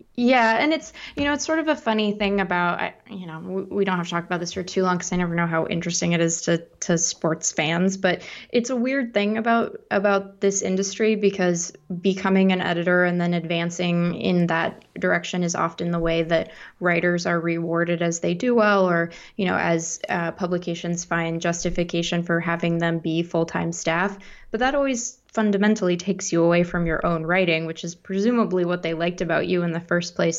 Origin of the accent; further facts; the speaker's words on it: Seattle, Washington, United States; moved away as an adult; also born or lived in East Coast / Midwest; I grew up in Seattle.